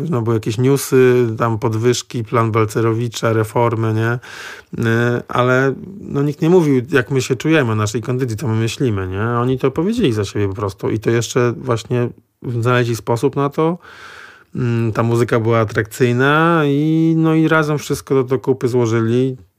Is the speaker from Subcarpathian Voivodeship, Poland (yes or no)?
no; Gdańsk, Pomeranian Voivodeship, Poland; ja jestem z Gdańska